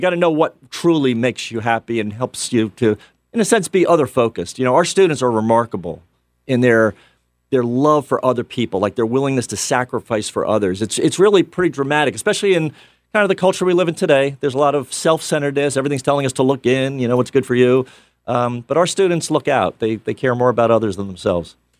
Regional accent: New York City, New York, United States; moved away; also born or lived in Pennsylvania; I'm from Bronx, New York.

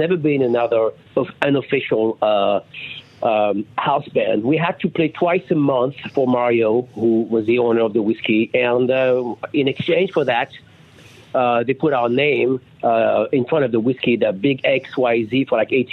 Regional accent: France; English is a second language; moved away; Pat and I came from France together in uh, 1985.

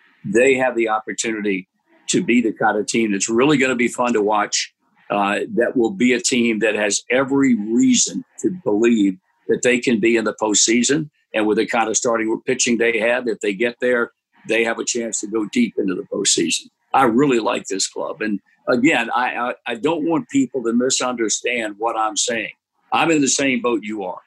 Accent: Portsmouth, Virginia, United States; when I was 7 years old, growing up in Portsmouth, Virginia

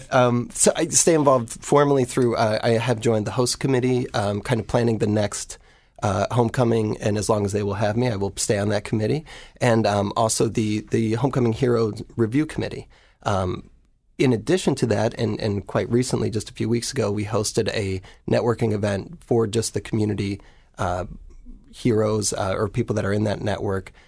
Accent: Baltimore, Ohio, United States; now in Baltimore, United States; I grew up in Baltimore, Ohio

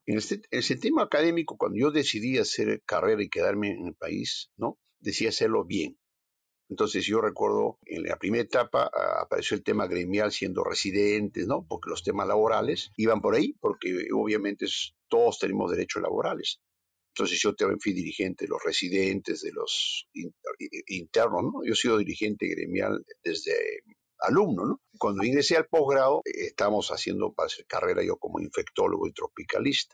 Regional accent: Ancash, Peru; mi tierra, pues yo soy ancashino

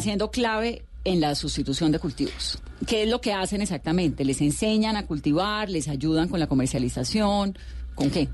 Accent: Colombia; uno se hace como colombiano y como periodista

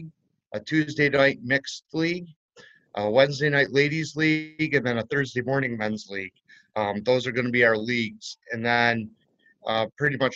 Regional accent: Franklinville, New York, United States; also born or lived in Delhi, New York; now in Attica, United States; I grew up in Franklinville and actually grew up on a 9-hole golf course down there, Ishua Valley

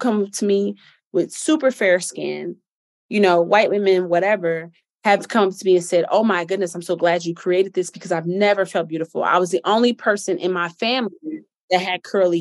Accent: Chicago, Illinois, United States; I'm from Chicago

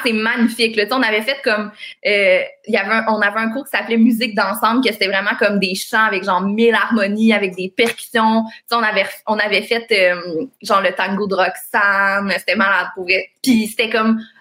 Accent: Longueuil, Quebec, Canada; also born or lived in Greenfield Park; j'ai grandi à Longueuil, sur la rive sud

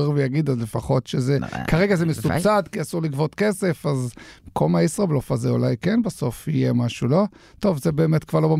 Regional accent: Haifa, Haifa District, Israel; now in Petah Tikva, Israel; אנחנו שנינו חיפאים, אז אנחנו מכירים אוטובוסים בחיפה

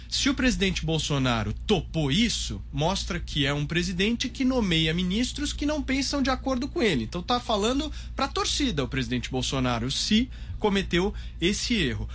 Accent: Brazil; eu como brasileiro

